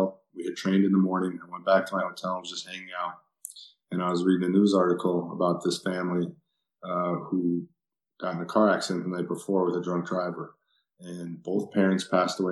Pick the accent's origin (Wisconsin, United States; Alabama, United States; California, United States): Wisconsin, United States; I'm from Wisconsin